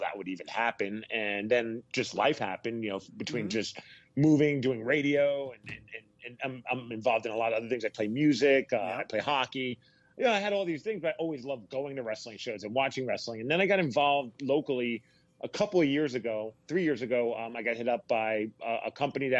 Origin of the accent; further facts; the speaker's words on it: New York City, New York, United States; now in Seattle, United States; I grew up in Brooklyn, New York, and I live in Seattle now